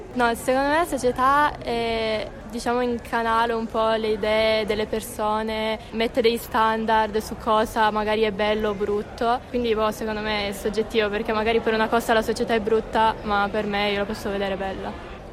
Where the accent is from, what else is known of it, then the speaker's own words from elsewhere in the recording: Collegno, Piedmont, Italy; anche io sono di Collegno